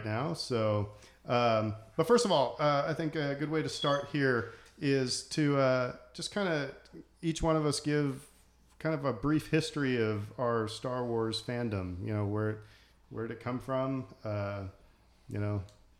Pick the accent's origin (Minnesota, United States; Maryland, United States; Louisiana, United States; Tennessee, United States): Louisiana, United States; New Orleans; we're all from New Orleans